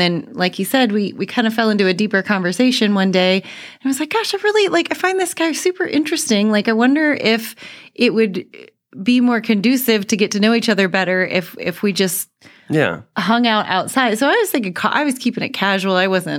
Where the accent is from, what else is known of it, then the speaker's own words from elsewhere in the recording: Colorado, United States; also born or lived in Iowa / Northern California; now in Texas, United States; I originally from Iowa, Des Moines area, but I actually grew up in Colorado, spent about 9 years in Northern California before coming here.